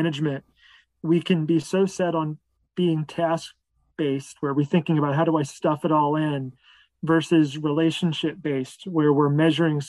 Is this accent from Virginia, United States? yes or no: no; Philadelphia, Pennsylvania, United States; I grew up in the Philadelphia area, and I was raised by two really authentically Christian parents